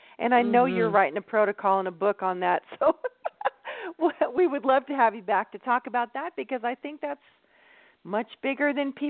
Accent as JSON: {"language": "English", "town": "Palm Springs", "region": "California", "country": "United States", "tie": "born or raised there", "said": "I live about an hour outside of Palm Springs, but I grew up in Palm Springs"}